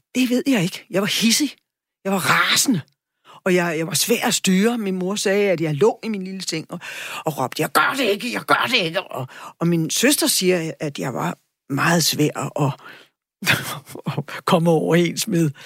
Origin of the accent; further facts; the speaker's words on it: Charlottenlund, Capital Region of Denmark, Denmark; jeg er vokset op ude i Charlottenlund